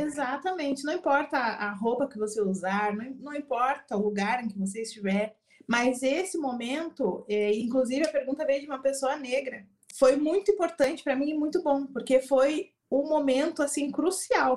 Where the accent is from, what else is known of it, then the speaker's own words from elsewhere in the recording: Rio Grande do Sul, Brazil; sou gaúcha